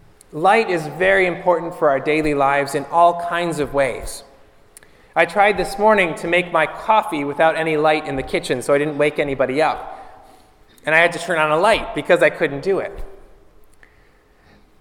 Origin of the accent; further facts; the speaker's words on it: Pittsburgh, Pennsylvania, United States; moved away as an adult; now in Florida, United States; up north where I'm from, I came from Pittsburgh, Pennsylvania. We just moved a couple of years ago